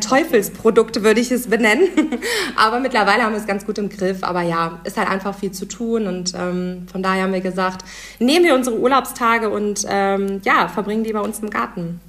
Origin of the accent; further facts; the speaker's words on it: Husum, Schleswig-Holstein, Germany; now in Düsseldorf, Germany; ursprünglich äh, komme ich nämlich aus Husum